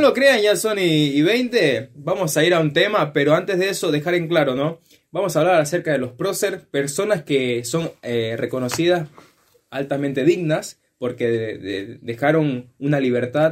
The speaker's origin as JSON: {"language": "Spanish", "country": "Ecuador", "moved": "yes", "lives_now": "Argentina", "said": "yo vengo de Ecuador"}